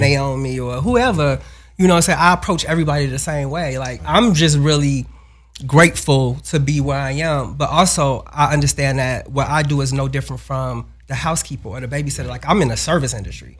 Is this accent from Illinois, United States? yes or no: yes; Chicago, Illinois, United States; we grew up in the same building as …